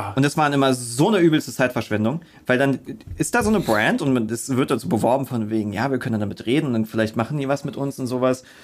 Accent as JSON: {"language": "German", "region": "Berlin", "country": "Germany", "said": "als Berliner"}